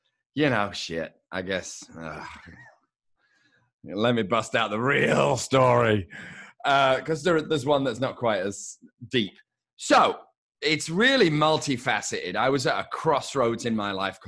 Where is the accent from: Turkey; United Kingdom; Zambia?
United Kingdom; moved away as an adult; now in Los Angeles, United States; So I'm obviously British. I've been in Los Angeles for 26 years.